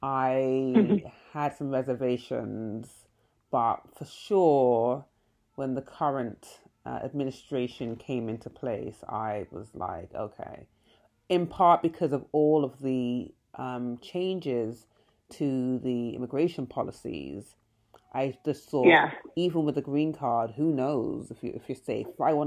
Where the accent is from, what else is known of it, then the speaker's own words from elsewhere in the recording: United Kingdom; now in United States; I never wanted to give up my British citizenship